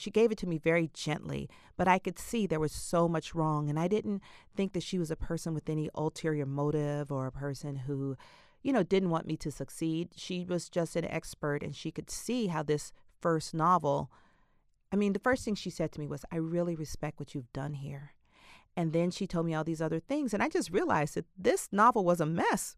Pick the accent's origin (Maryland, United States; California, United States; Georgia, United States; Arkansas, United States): Georgia, United States; Atlanta; I was brought up in Atlanta.